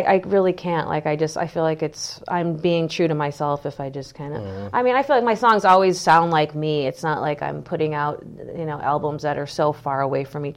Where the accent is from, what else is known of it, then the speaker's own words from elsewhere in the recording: Green Bay, Wisconsin, United States; now in California, United States; growing up in the Midwest